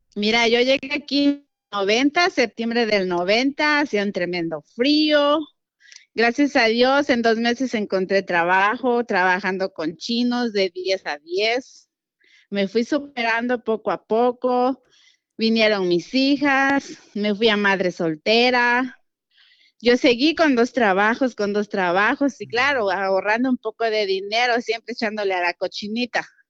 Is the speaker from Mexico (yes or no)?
yes; Guerrero, Mexico; now in Houston, United States; soy de Guerrero, Atlapa Guerrero